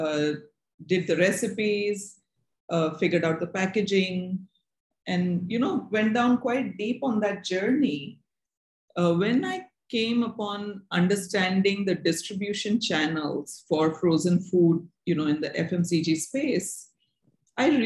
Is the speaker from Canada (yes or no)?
no; Ahmedabad, Gujarat, India; I grew up in Ahmedabad